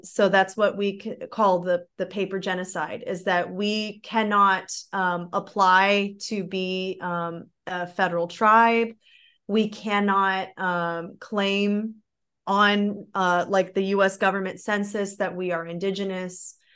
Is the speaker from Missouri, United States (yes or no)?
yes; Missouri, United States; moved away as an adult; also born or lived in Florida; now in Germany; I grew up, um, I grew up in Missouri.